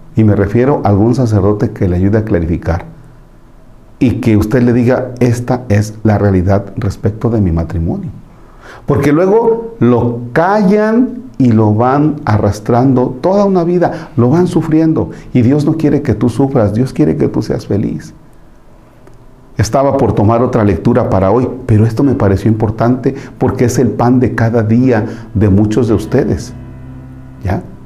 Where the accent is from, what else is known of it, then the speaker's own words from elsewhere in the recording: Tomatlán, Mexico; moved away; mi pueblo, la hizo allá en, la, en mi casa, en Tomatlán